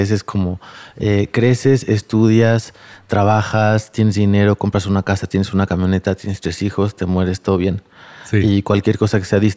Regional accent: Mexico City, Mexico; now in San Agustinillo, Mexico; tengo 41 años, soy de la Ciudad de México, pero estoy viviendo entre la costa de Oaxaca, en San Agustinillo, y la Ciudad de México.

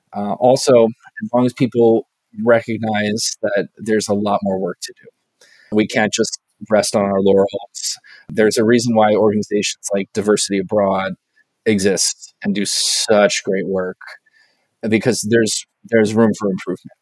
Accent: Southern California, United States; I grew up in Southern California playing soccer with a lot of Mexican students

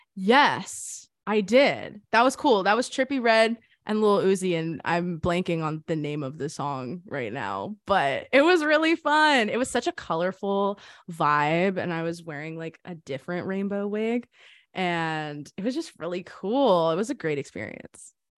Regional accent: Boca Raton, Florida, United States; moved away as an adult; also born or lived in Hollywood, Florida; I was born in Hollywood, Florida, grew up in Boca Raton

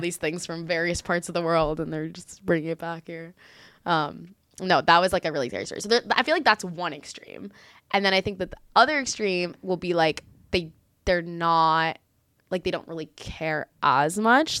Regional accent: Miami, Florida, United States; moved away as an adult; now in Israel; I was born in Israel, but I moved out of here when I was five years old, grew up in the greater Miami area, and then now I moved back here as of late.

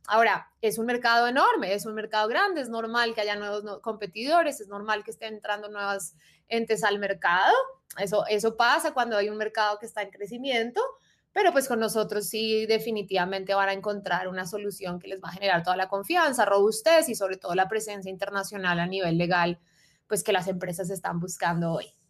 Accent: Bogotá, Colombia; soy rola bogotanísima, eh, familia paisa, de resto también familia rola

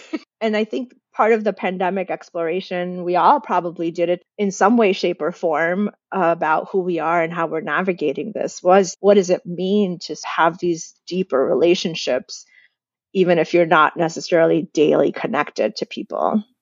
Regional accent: United States; accent: American; I'm Indian in my house and my family and my community, but as soon as I step outside, I'm American. I sound American

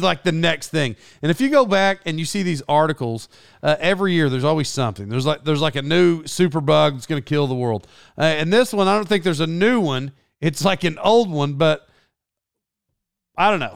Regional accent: Tulsa, Oklahoma, United States; accent: twang; being from Oklahoma, I would imagine I don't sound, I, I'm sure I have a twang.

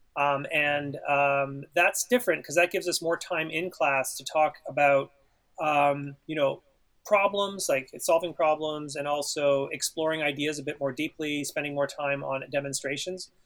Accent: Ottawa, Ontario, Canada; as a student in Ontario, uh, in, growing up in Ottawa

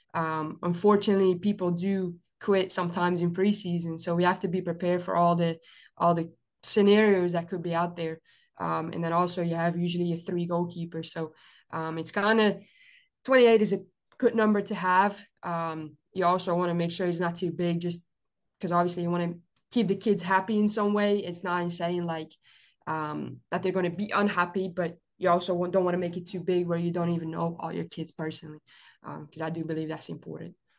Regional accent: Belgium; moved away as an adult; now in United States; I'm originally from Belgium

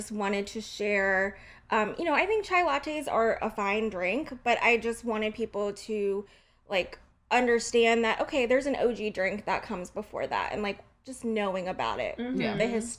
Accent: Indianapolis, Indiana, United States; I was born here in Indianapolis.

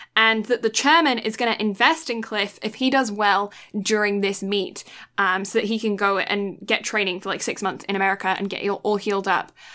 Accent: United Kingdom; as a British person

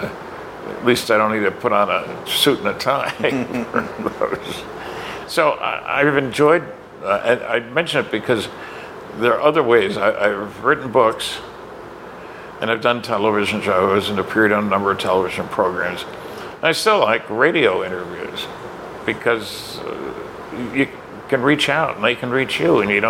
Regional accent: Fredericton, New Brunswick, Canada; Fredericton had a Stanton Friedman Day, my hometown

